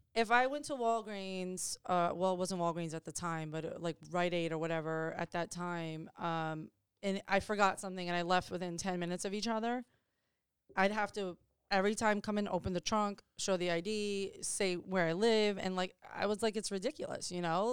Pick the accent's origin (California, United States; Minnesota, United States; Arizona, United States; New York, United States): New York, United States; Chappaqua; moved away; we grew up in Westchester County and I grew up in Chappaqua, New York